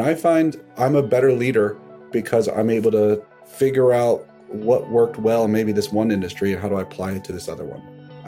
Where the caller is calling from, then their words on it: Greenwich, Connecticut, United States; I'm in Greenwich, Connecticut.